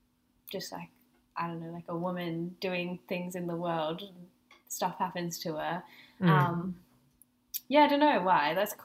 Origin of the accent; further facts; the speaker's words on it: Byron Bay, New South Wales, Australia; moved away; I'm from Byron down in New South Wales